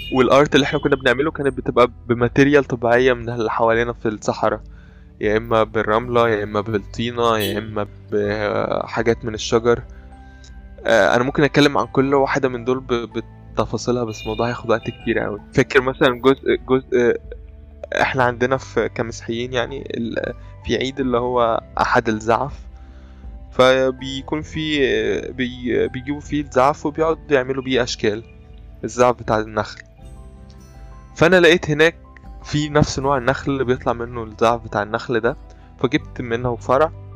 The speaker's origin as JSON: {"language": "Arabic", "country": "Egypt", "said": "عندنا في مصر"}